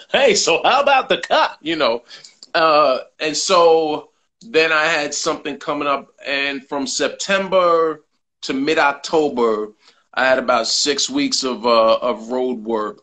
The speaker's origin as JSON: {"language": "English", "town": "New York City", "region": "New York", "country": "United States", "said": "I'm a New Yorker"}